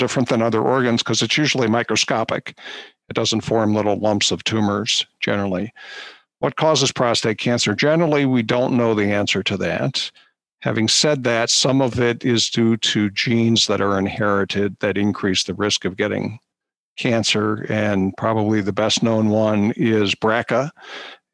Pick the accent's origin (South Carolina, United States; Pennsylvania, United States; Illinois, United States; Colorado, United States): Pennsylvania, United States; Philadelphia; moved away as an adult; also born or lived in Baltimore / Pittsburgh / New York; now in Cleveland, United States; I grew up in suburban Philadelphia